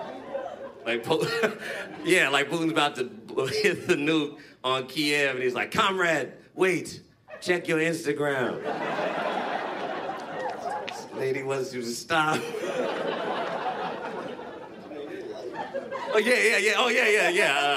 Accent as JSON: {"language": "English", "town": "Fresno", "region": "California", "country": "United States", "moved": "as an adult", "lives_now": "Vancouver, Canada", "said": "I'm from a nice little shit town called Fresno"}